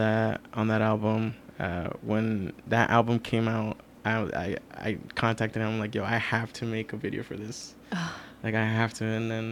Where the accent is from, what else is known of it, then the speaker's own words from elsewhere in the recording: New York City, New York, United States; I was born in Queens, New York, more specifically Elmhurst, Queens.